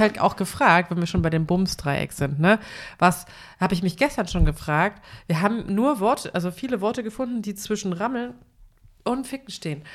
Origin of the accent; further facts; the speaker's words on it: eastern Germany, Germany; bei uns im Osten